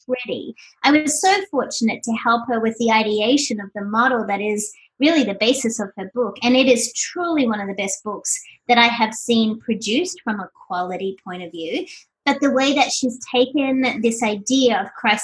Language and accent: English; Sydney, New South Wales, Australia; moved away as an adult; now in Doylestown, United States; I hail from Sydney, Australia, and I relocated to this tiny little place called Doylestown, Pennsylvania